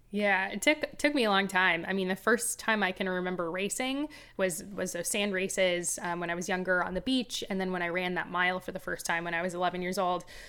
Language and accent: English; Los Angeles, California, United States; I grew up in Los Angeles